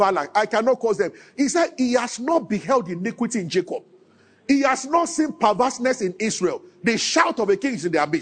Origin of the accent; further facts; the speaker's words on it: Nigeria; as a Nigerian